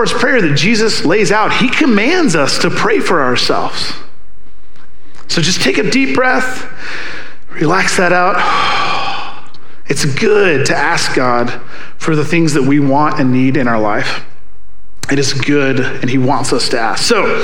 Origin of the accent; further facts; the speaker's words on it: the South, United States; I'm from the South